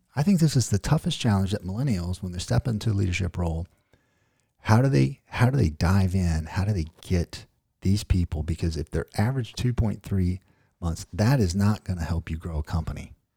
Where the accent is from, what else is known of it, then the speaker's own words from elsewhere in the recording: Ozark, United States; I'm from Ozark, so we kinda create our own words